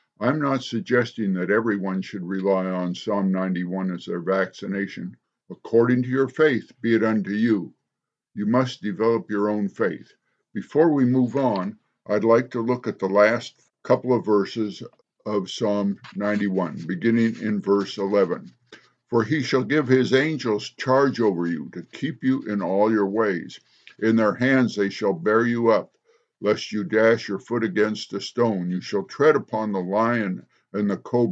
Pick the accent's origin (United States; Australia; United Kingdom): United States; as American citizens